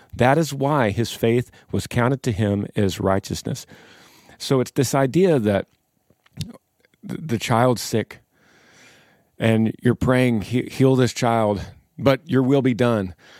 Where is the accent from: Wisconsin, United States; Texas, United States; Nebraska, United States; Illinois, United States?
Texas, United States; we are the band from Texas